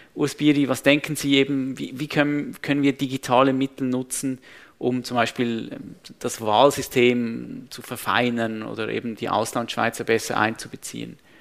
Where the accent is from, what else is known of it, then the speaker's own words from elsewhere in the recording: Switzerland; bei uns in der Schweiz